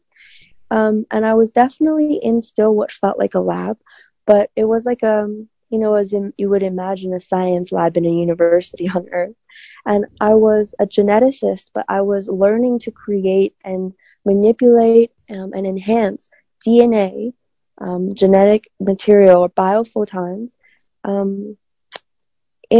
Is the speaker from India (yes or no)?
no; China; moved away; I grew up in China